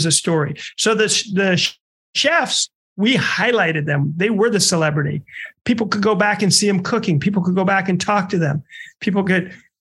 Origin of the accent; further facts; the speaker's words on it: Omaha, Nebraska, United States; moved away; I'm from Omaha